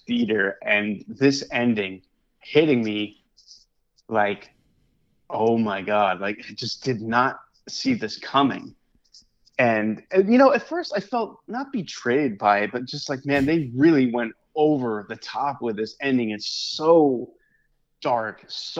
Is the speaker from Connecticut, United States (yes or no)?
yes; Hartford, Connecticut, United States; I was born in Hartford